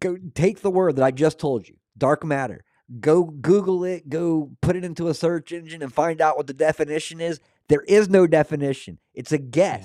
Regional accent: Scotland, United Kingdom; being Scottish

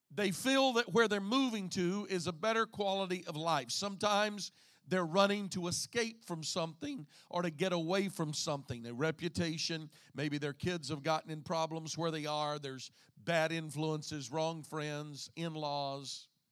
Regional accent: Southeast Texas, United States; moved away as an adult; now in Indiana, United States; I, being born and raised in Southeast Texas, would have never believed that I would have ever lived anywhere but Southeast Texas

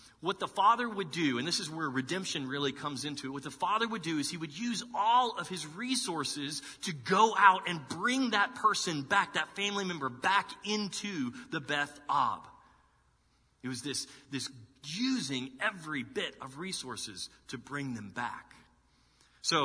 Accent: Dallas, Texas, United States; moved away as an adult; now in Columbus, United States; I'm from Texas, and that's where I was born and raised. But, you know, being from Texas, like growing up in Dallas in the 80s and 90s

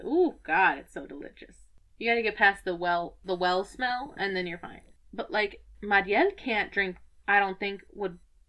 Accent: Lake in the Hills, Illinois, United States; I'm from Lake in the Hills.

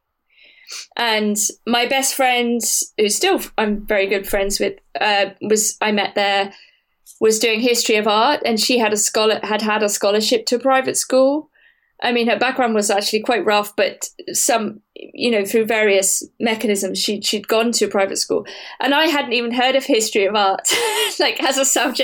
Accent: Wiltshire, South West England, United Kingdom; I'm from Wiltshire

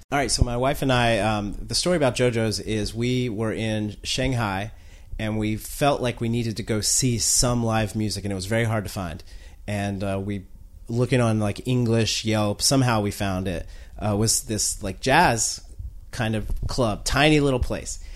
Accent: North Carolina, United States; now in Washington, D.C., United States; I'm from North Carolina

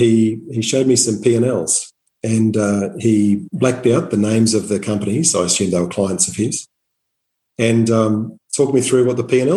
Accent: Townsville, Queensland, Australia; moved away as an adult; also born or lived in Atherton, Queensland / Brisbane; I grew up in North Queensland. So I'm from Atherton and grew up all over country Queensland before doing most of my schooling in Townsville.

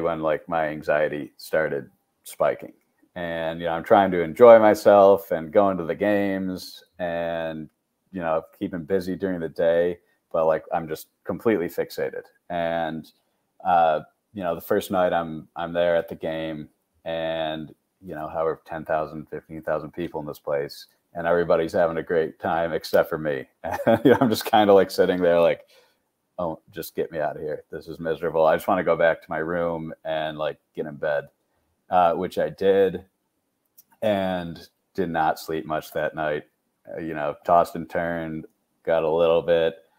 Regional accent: Syracuse, New York, United States; I'm from Syracuse, New York, Syracuse University.

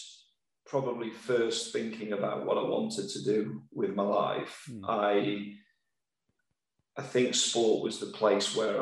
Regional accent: Sheffield, Yorkshire and the Humber, United Kingdom; I'm from Sheffield

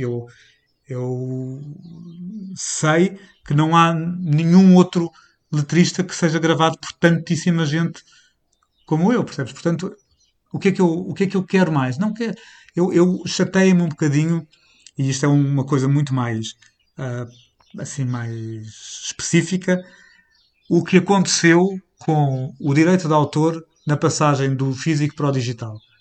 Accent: Portugal

